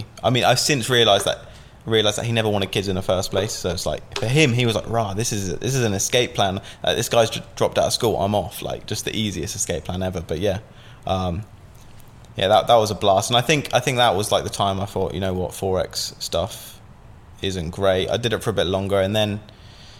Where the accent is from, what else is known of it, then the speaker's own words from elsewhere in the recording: Southampton, South East England, United Kingdom; I'm from Southampton, and I moved to a place called Ocean Village.